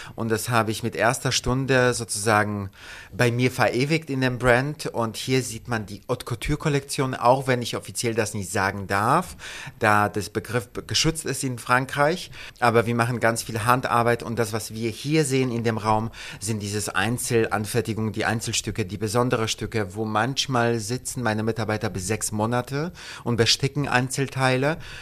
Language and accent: German; Gdańsk, Pomeranian Voivodeship, Poland; also born or lived in London / Paris / Italy / United States; now in Berlin, Germany; Ich bin in Danzig geboren, direkt am Wasser.